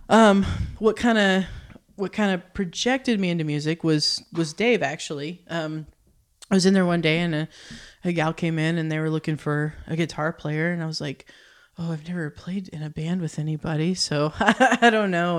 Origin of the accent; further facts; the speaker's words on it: Oklahoma, United States; moved away as an adult; now in Northwest Arkansas, United States; I'm from Oklahoma, so not too far from here, but very small town, Oklahoma